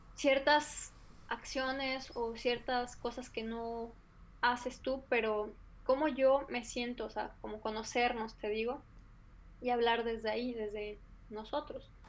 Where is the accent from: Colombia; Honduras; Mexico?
Mexico; somos mexicanos